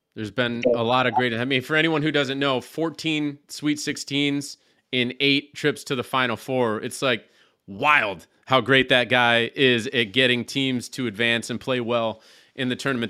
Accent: Syracuse, New York, United States; I'm from Syra-, the Syracuse area.

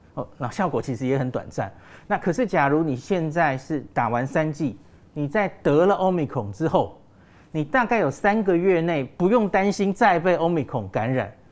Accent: Taiwan; 我们台湾人

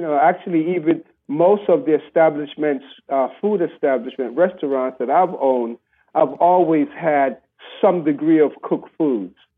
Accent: Panama; growing up in Panama with, with my grandparents

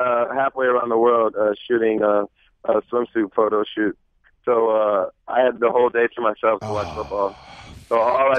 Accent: Springfield, Ohio, United States; moved away; I'm from Springfield, Ohio

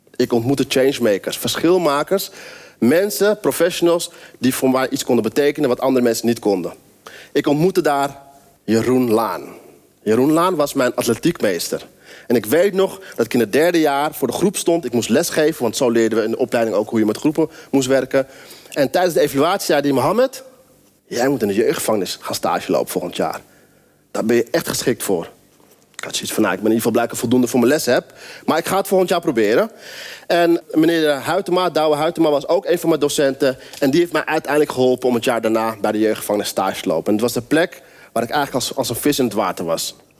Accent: near Amsterdam, North Holland, Netherlands; Ik ben opgegroeid in een omgeving in de buurt van Amsterdam, in een wijk, best wel elite omgeving.

